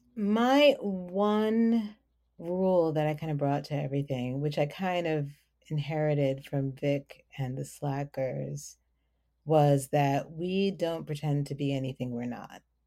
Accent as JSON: {"language": "English", "town": "New York City", "region": "New York", "country": "United States", "accent": "New York", "moved": "as an adult", "lives_now": "Maryland, United States", "said": "I'm also from the Bronx"}